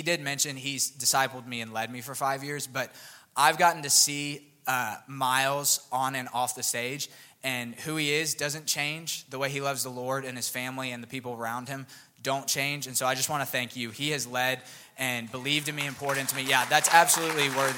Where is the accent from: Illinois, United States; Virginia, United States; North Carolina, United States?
Virginia, United States; Northern; moved away as an adult; also born or lived in Buffalo, New York; now in Auburn, United States; I was actually born in Auburn, lived here till I was about 5 or 6, and then I grew up outside of Washington, D.C., so Northern Virginia, that area